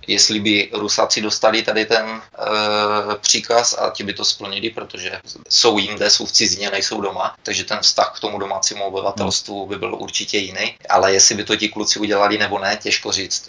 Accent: Czechia; moved away as an adult; also born or lived in United States; now in Canada; za těch 20 let, co jsem pryč, nebo přes 20 let, co jsem pryč z Čech

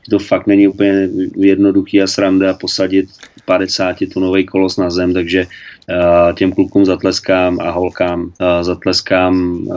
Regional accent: Czechia; tak jsem chtěl, abych byl jako Čech, abych ukázal klukům, jak to udělám, jak to umíme u nás v Čechách.

